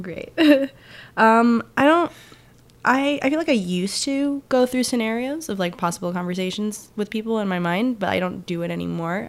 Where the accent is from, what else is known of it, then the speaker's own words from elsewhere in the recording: New Jersey, United States; also born or lived in New York; I'm from New Jersey, uh, so I just grew up around there